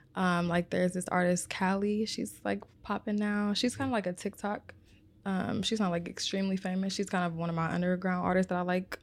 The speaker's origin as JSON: {"language": "English", "town": "Omaha", "region": "Nebraska", "country": "United States", "said": "I am from Omaha, Nebraska."}